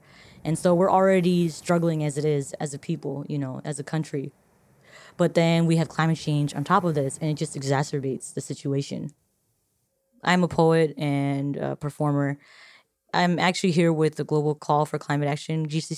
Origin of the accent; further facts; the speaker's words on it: Marshall Islands; I'm from the Marshall Islands. The Marshall Islands is in the Northern Pacific Ocean, and it's in an area called Micronesia. It's a small country.